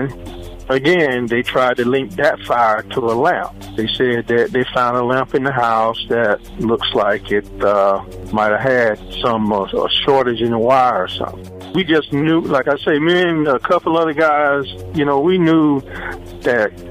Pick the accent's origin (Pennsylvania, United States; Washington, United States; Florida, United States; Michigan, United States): Florida, United States; Brooksville; we were both born and raised in Brooksville